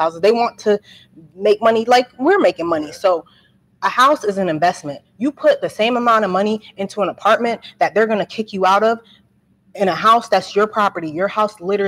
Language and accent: English; Franklin, New Jersey, United States; moved away as an adult; also born or lived in New Brunswick, New Jersey; now in Trenton, United States; I'm from New Brunswick. I grew up in that area. I grew up in like a suburban area, Franklin